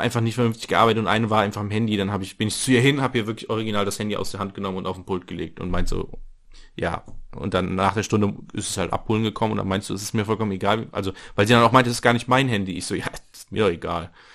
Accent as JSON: {"language": "German", "region": "North Rhine-Westphalia", "country": "Germany", "said": "ich komme aus dem Niederrhein"}